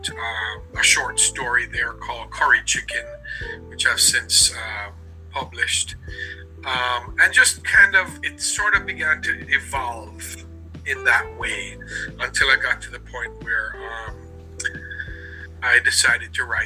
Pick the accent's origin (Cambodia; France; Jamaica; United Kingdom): Jamaica; now in Florida, United States; born and raised in Jamaica by Jamaican parents, living in Florida